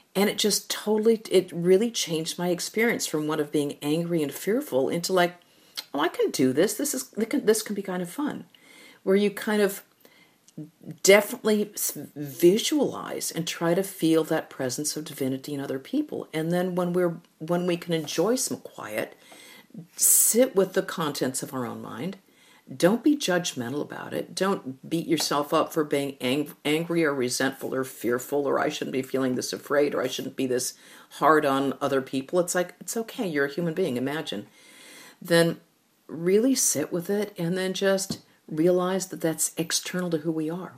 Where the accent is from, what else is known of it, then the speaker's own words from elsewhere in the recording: United States; we, as Americans